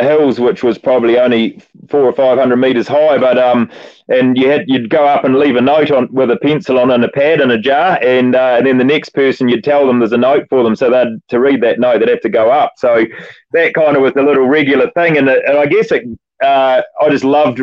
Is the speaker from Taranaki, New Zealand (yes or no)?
no; Oxford, Canterbury, New Zealand; I grew up in an environment in the country out there in the foothills of Canterbury